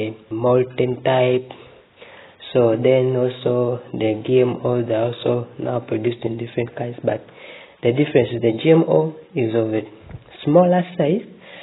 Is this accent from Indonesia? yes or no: no; Uganda; I'm from Uganda